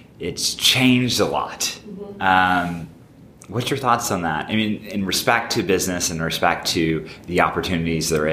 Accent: Southern Oregon, United States; now in Portland, United States; I grew up in Southern Oregon, southern part of the state

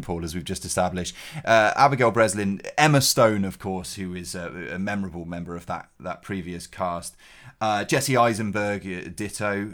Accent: Cheltenham, South West England, United Kingdom; G C H Q is in my hometown.

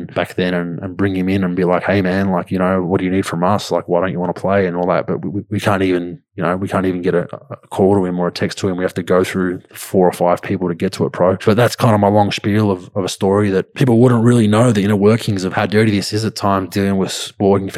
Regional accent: Australia

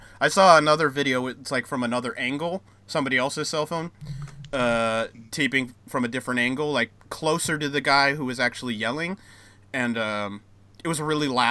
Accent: United States; I'm from America

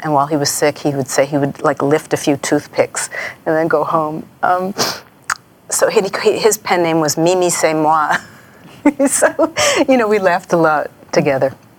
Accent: New York, United States; I grew up in New York

